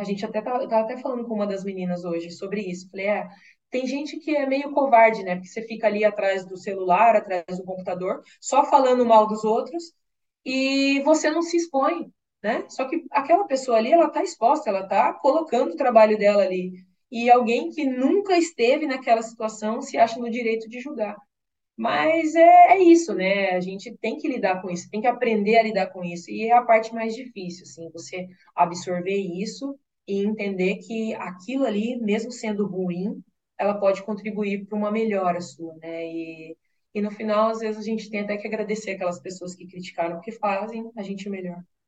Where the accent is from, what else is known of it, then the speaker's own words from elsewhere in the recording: Mato Grosso, Brazil; now in Porto Alegre, Brazil; eu venho de um estado, né, do Mato Grosso, onde não tem tanta tradição assim no futebol